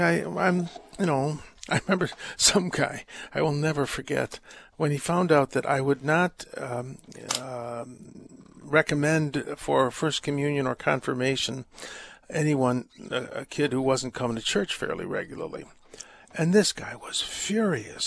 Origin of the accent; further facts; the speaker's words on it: United States; I'm American and my parents were born here, but uh, I speak German badly and I'm ethnically German